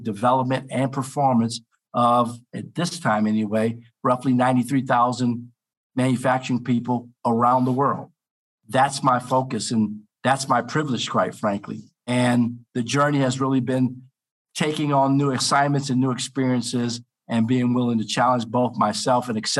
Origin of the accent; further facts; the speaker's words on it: Cleveland, Ohio, United States; just outside of Cleveland, Ohio, which is my hometown.